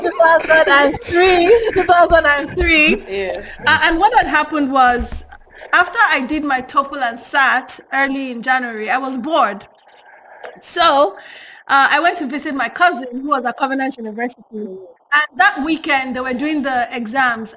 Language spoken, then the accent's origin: English; Nigeria; accent: Yoruba; first language Yoruba; English is a second language; I could hear my Yoruba accent very strongly